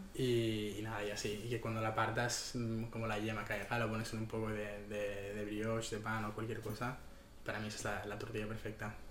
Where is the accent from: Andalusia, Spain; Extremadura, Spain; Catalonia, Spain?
Catalonia, Spain; Barcelona; also born or lived in Madrid / Berlin; yo soy un chico de, Barcelona, eh, nací en Madrid pero he vivido toda mi vida aquí